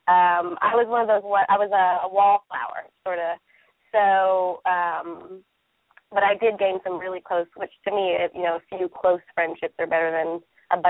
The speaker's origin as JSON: {"language": "English", "region": "Midwest", "country": "United States", "moved": "yes", "lives_now": "East Coast, United States", "said": "I'm actually from the Midwest, which is similar to the South, but I live on the East Coast now"}